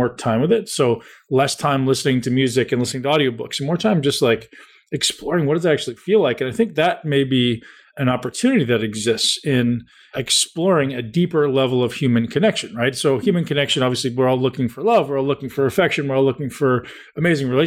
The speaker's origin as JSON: {"language": "English", "town": "Toronto", "region": "Ontario", "country": "Canada", "tie": "born or raised there", "also_born_or_lived": "London, Ontario", "said": "I grew up in Toronto, which is only 2 hours down the road, completely different."}